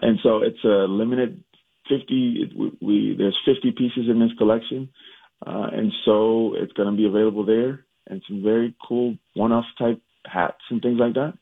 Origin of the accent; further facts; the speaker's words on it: Minnesota, United States; also born or lived in Jackson, Mississippi; Moved to Minnesota when I was seven, uh, and went to North High